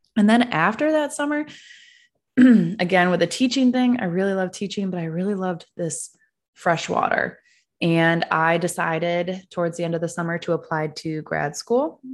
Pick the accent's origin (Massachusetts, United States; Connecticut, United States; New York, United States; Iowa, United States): New York, United States; Ithaca; now in Texas, United States; I don't have an accent because I grew up in Ithaca, New York